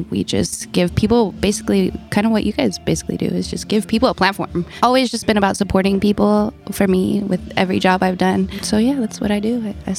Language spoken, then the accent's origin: English; Chicago, Illinois, United States; now in Brooklyn, United States; I'm from Chicago, Illinois. I live in Brooklyn now.